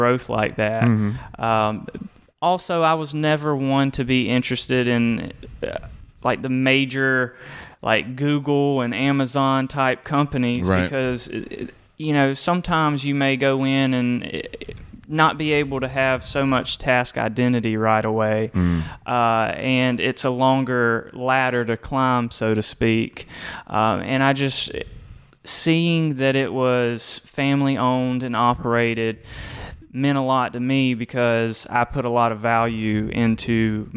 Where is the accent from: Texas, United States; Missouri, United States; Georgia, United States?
Georgia, United States; also born or lived in Americus, Georgia; I'm a 478 kind of guy, area code